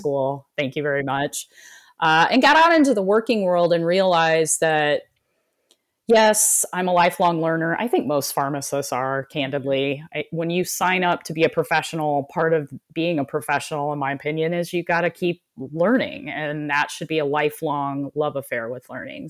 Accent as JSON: {"language": "English", "town": "South Bend", "region": "Indiana", "country": "United States", "tie": "born or raised there", "said": "I was born and raised in South Bend, Indiana, home of Notre Dame"}